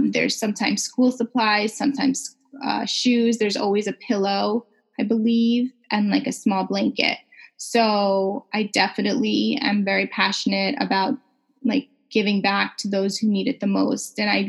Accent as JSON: {"language": "English", "country": "Canada", "said": "And I felt as a Canadian, not as important as other customers for other bigger brands that really weren't focused on our market."}